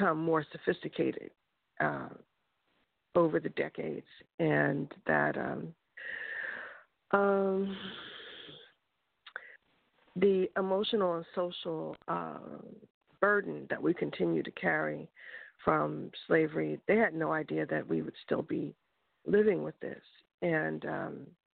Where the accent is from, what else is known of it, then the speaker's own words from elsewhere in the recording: Philadelphia, Pennsylvania, United States; moved away; I'm from Philadelphia, Pennsylvania, and they don't have Juneteenth there when I was growing up